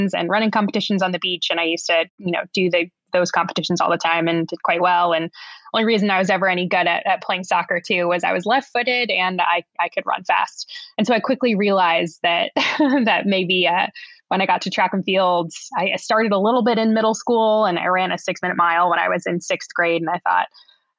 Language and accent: English; Southern California, United States; moved away as an adult; also born or lived in Bay Area, California; now in Oregon, United States; I grew up in Southern California